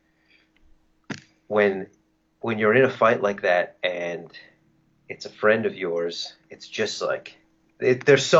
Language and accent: English; Canada; as a Canadian